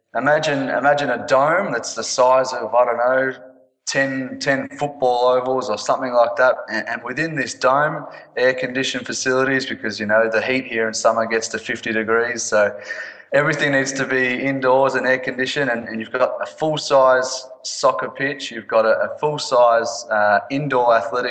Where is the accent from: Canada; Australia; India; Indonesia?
Australia; Melbourne, Victoria; I'm from Australia, from Melbourne